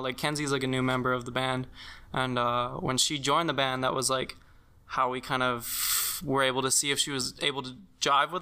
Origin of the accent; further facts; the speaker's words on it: Western Canada, the Prairies, Canada; now in Eastern Canada; I'm from out west. I'm not even from Eastern Canada. I'm like prairie boy.